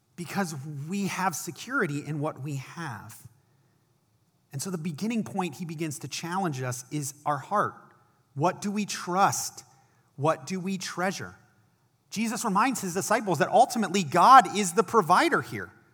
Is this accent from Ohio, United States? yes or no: yes; Akron, Ohio, United States; I was an intern at a church in my hometown of Akron, Ohio